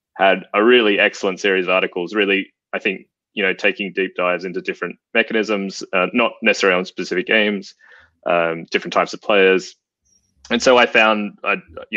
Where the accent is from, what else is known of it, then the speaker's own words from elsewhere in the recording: Australia; moved away as an adult; now in Cambridge, United Kingdom; I'm Australian, in case it doesn't come out in my voice.